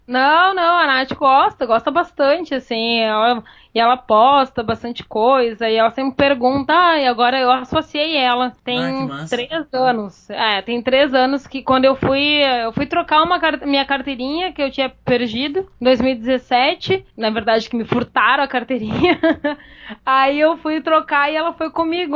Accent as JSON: {"language": "Portuguese", "town": "Santana do Livramento", "region": "Rio Grande do Sul", "country": "Brazil", "tie": "born or raised there", "moved": "yes", "lives_now": "Porto Alegre, Brazil", "said": "eu vim de Livramento para Porto Alegre"}